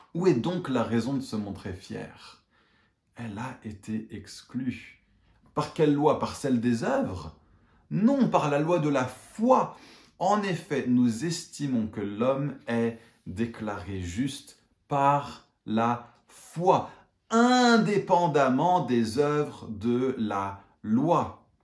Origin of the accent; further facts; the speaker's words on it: England, United Kingdom; moved away; je suis toujours anglais